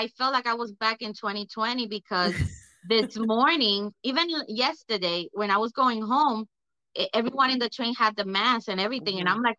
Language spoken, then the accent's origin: English; New York City, New York, United States; I'm from East Harlem, El Barrio. I'm Puerto Rican.